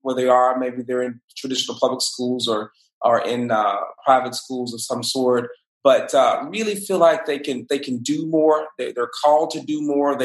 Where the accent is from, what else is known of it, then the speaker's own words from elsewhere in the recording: Mobile, Alabama, United States; from Mobile, born and raised, a product of our public schools here in Mobile